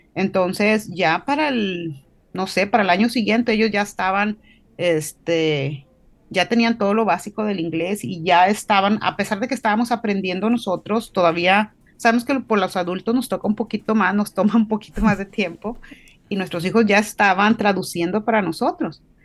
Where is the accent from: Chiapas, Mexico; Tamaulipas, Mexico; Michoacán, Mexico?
Tamaulipas, Mexico; Río Bravo; moved away as an adult; now in Nashville, United States; Soy orgullosamente mexicana, este, tamaulipeca, de ahí de cerquitas del valle